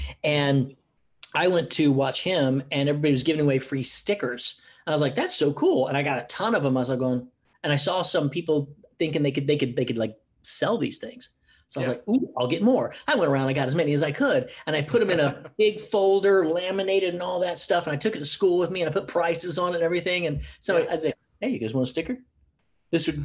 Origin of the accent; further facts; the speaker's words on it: United States; moved away as an adult; also born or lived in Oklahoma / Houston, Texas / Los Angeles, California; now in Gold Coast, Australia; I grew up in Oklahoma and Houston.